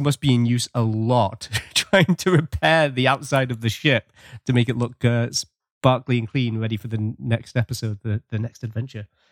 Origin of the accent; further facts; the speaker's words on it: England, United Kingdom; now in Canada; I'm British, but I live in Canada.